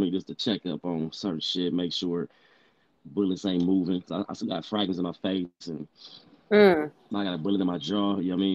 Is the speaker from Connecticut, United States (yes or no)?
no; Compton, California, United States; also born or lived in Germany; I was actually born out there. You know what I mean? Basically, my pop was in the military, so my mom was out there. But some happened between them two. So I feel like when I turned 11 months, I came to the United States. You feel me? And all I know is LA.